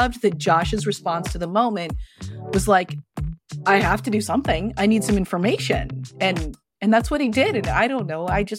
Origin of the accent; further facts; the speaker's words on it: Santa Fe, New Mexico, United States; also born or lived in San Francisco area; I grew up out west, actually. I was born in Santa Fe, New Mexico. And I spent half my childhood in New Mexico and half my childhood right outside San Francisco.